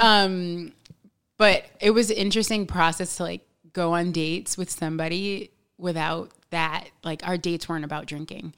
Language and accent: English; New York, United States; I'm from New York. I was born here